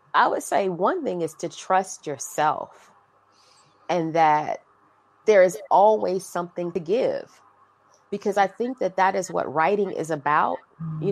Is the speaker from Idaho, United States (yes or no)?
no; Fayetteville, North Carolina, United States; Fayetteville, North Carolina. Shout out to the homie …. … and I are from the same hometown